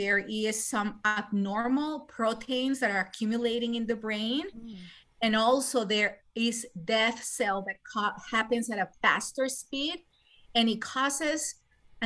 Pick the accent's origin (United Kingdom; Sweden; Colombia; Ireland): Colombia; moved away as an adult; now in United States; I am originally from Colombia and South America. I did med school there and then I came here to the United States